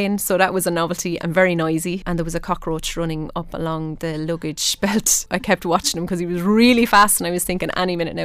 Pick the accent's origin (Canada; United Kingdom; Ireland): Ireland; as an Irish person